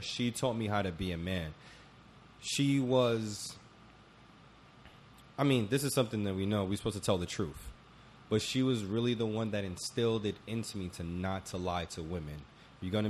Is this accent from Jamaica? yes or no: yes; Jamaica; I'm Jamaican